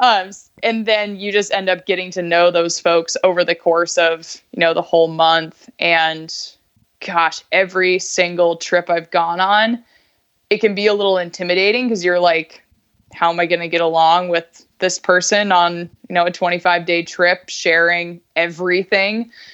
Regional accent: Alaska, United States; moved away as an adult; also born or lived in Bellingham / Colorado; I grew up in Alaska, went to school in Bellingham

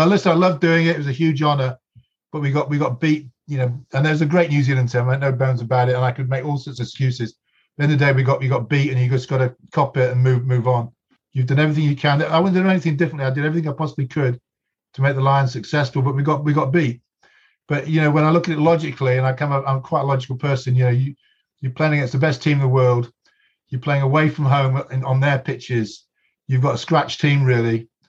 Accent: England, United Kingdom; I'm very English.

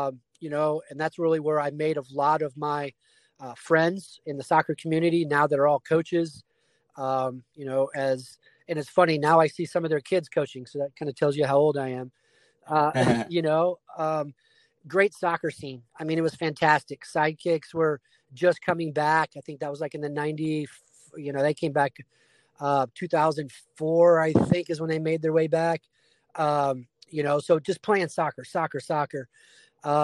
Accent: Dallas, Texas, United States; also born or lived in Illinois; I grew up in Dallas. I was born in Illinois, moved to Texas when I was 3

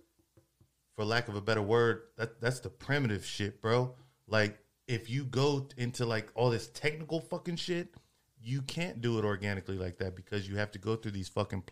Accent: Freeport, Texas, United States; now in Austin, United States; just south of Houston, Freeport, Texas

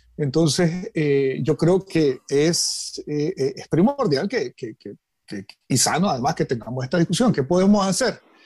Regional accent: Nicaragua; como nicaragüenses

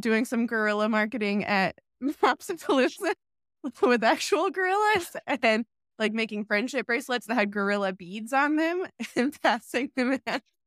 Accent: Charlotte, North Carolina, United States; moved away as an adult; also born or lived in Raleigh; now in New York, United States; I was born and raised in Charlotte

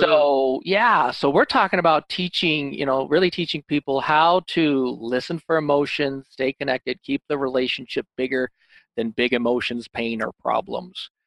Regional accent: Illinois, United States; now in Holland, Michigan, United States; I'm actually from Illinois, but I live in Holland, Michigan

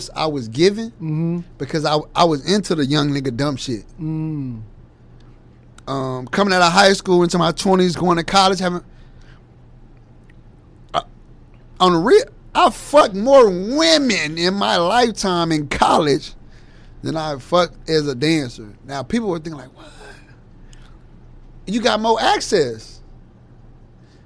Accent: Dallas, Texas, United States; also born or lived in Gary, Indiana; growing up in Dallas

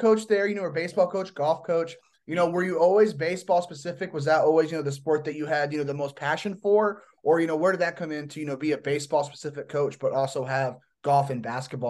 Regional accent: Northeast Indiana, United States; moved away; I'm from Northeast Indiana

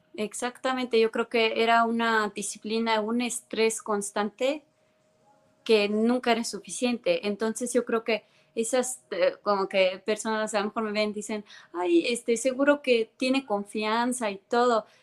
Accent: Tallinn, Harju County, Estonia; first language Estonian; Spanish is a second language; moved away as an adult; now in Mexico; yo soy de Tallinn, Estonia. Tallinn es la capital de Estonia. Yo crecí en Tallinn

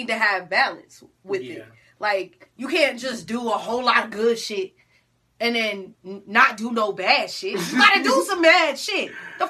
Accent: New Jersey, United States; now in Atlanta, United States; since I'm from Jersey, it's always cold up there.

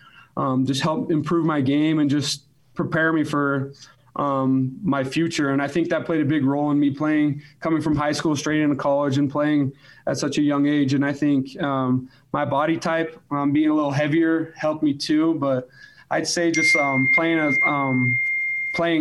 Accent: Alpine, Utah, United States; I grew up in Alpine.

